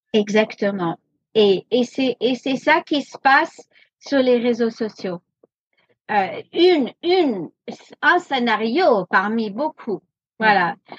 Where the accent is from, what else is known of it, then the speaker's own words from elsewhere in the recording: United States; French is a second language; also born or lived in France; now in Paris, France; je suis moitié américaine